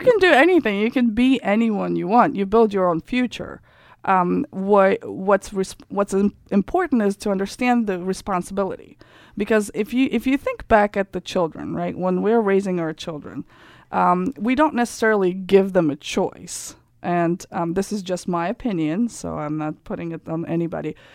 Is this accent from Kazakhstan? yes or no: yes; Kazakhstan; English is a second language; moved away as an adult; also born or lived in Germany / France; now in Germantown, United States; I grew up in Kazakhstan. Then I lived for three years in Germany and France, and then I came here when I was 21 years old